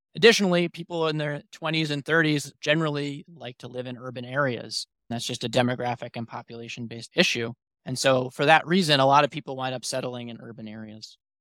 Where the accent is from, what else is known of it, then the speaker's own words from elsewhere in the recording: New York City, New York, United States; moved away as an adult; now in Syracuse, United States; I'm originally from New York City myself, Manhattan specifically